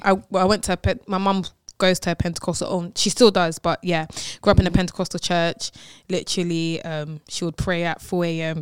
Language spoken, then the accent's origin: English; London, United Kingdom; I'm from London